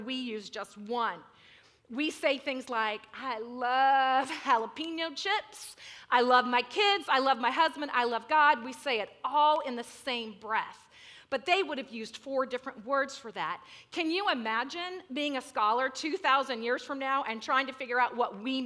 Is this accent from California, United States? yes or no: yes; Central California, United States; I'm from Central California. We get less than 10 inches of rain a year.